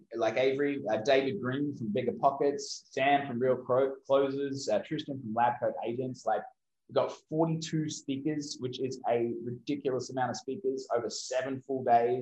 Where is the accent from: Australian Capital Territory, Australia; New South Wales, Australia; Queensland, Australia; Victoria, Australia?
Queensland, Australia; Brisbane; moved away; I'm originally from Brisbane, Australia.